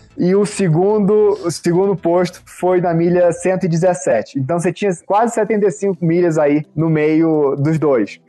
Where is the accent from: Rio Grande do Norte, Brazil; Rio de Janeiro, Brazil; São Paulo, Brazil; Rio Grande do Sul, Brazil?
Rio de Janeiro, Brazil; also born or lived in Minas Gerais; now in Denver, United States; sou carioca